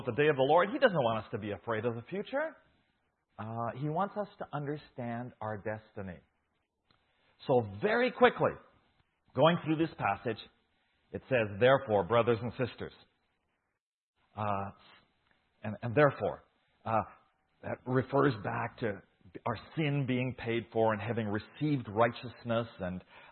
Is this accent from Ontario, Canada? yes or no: no; Saskatchewan, Canada; moved away as an adult; now in Guatemala; I was born here in Saskatchewan. I was grew up in a farming community